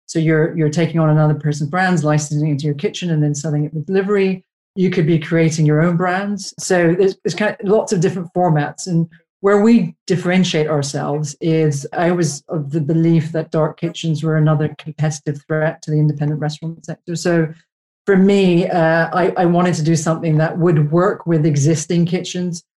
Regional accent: Canada; moved away as an adult; now in United Kingdom; I'm Canadian

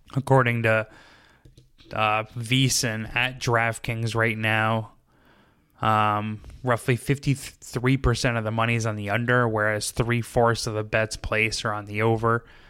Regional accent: New York, United States; moved away; we're originally from New York

